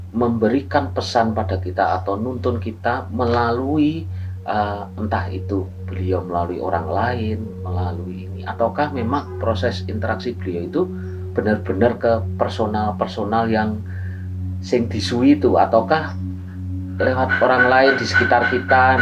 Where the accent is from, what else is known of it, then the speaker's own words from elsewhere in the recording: Java, Indonesia; kita sebagai orang Jawa.